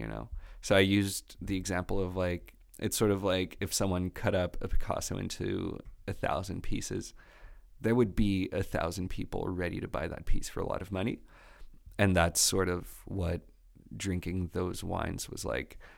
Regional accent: Quebec, Canada; accent: Quebecois; my Quebecois accent

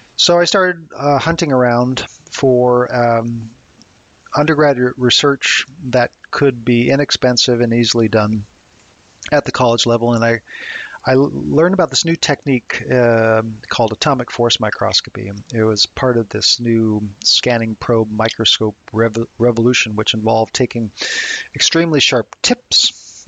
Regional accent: Harvard, Massachusetts, United States; I grew up mostly in a small town of Harvard, Massachusetts

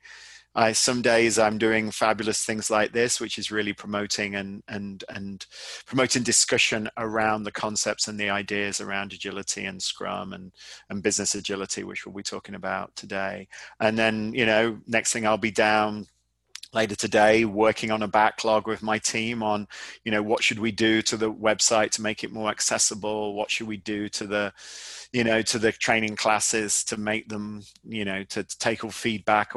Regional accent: United Kingdom; now in United States; I'm obviously British, but I live in America

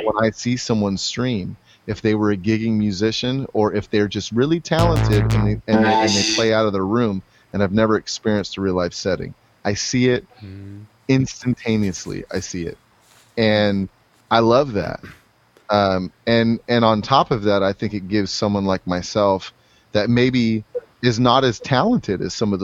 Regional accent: US–Mexico border, United States; I grew up on the Mexico border.

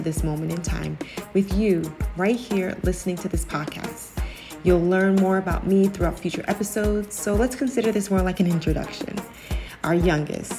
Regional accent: New Jersey, United States; also born or lived in Ghana; I'm from Jersey. I'm a Jersey girl through and through.

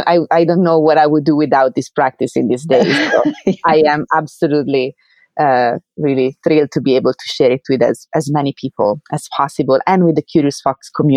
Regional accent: Italy; English is a second language; moved away as an adult; now in New York, United States; because I came here from Italy to, you know, to do my research. I was a graduate student when I moved, then I got my PhD here at City College, and then I stayed to work as a postdoc.

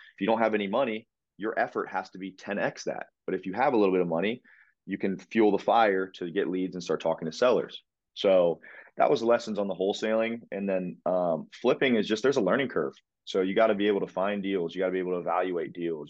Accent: Pickerington, Ohio, United States; also born or lived in Columbus, Ohio; born and raised in Columbus, Ohio, Pickerington, Ohio, to be specific

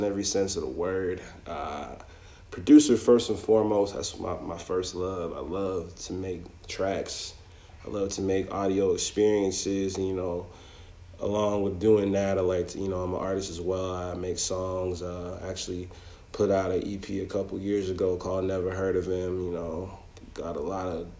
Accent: Toronto, Ontario, Canada; now in United States; I moved down here in like 2003, so like that was a long time ago. But I was born and raised in Toronto.

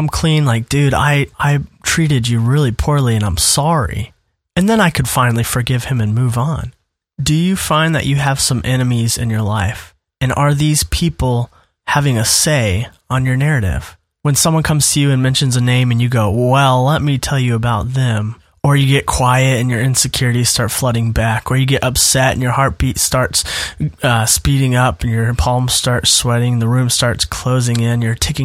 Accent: Minnesota, United States; now in Indiana, United States; my now home state, which is Indiana, but my former home state, Minnesota

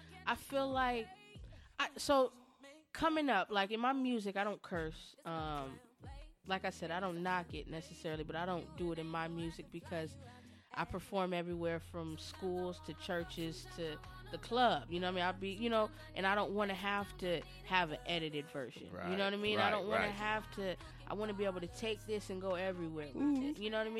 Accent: San Diego, California, United States; now in Dayton, United States; well, I'm in Dayton now, but we're from San Diego. California

